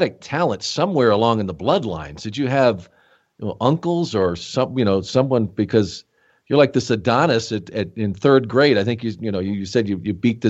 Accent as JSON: {"language": "English", "town": "Rochester", "region": "New York", "country": "United States", "tie": "born or raised there", "said": "I was born in Rochester, not too far away from there"}